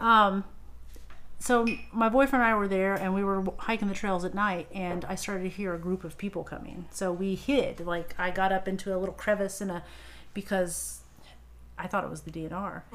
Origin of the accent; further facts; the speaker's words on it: Madison, Indiana, United States; Madison is my hometown. Yeah. Um, we moved there when I was like 10, right outside in the rural area